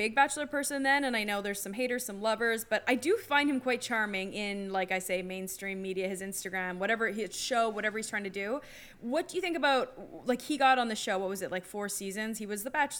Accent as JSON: {"language": "English", "country": "Canada", "said": "Oh, wow, as a Canadian"}